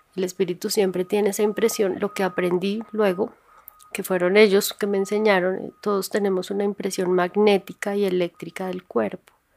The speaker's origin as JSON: {"language": "Spanish", "region": "Bogotá", "country": "Colombia", "tie": "born or raised there", "said": "Un barrio normal en Bogotá, clase media, o sea, vivíamos tranquilos"}